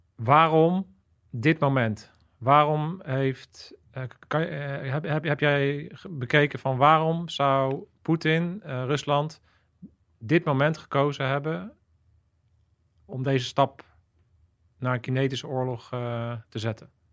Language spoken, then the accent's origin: Dutch; Netherlands; je als Nederlander